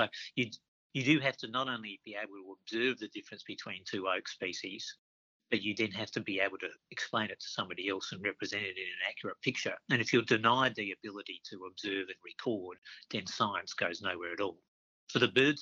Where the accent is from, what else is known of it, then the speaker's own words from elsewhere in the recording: Adelaide, South Australia, Australia; now in Queensland, Australia; We spent a lot of time out in the woodlands around Adelaide